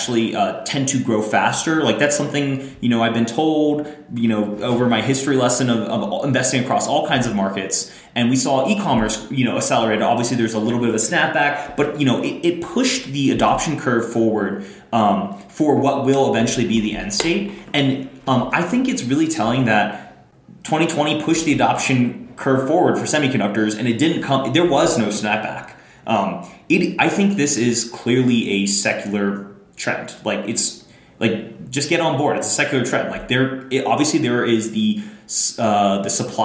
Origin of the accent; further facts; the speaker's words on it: United States; As an American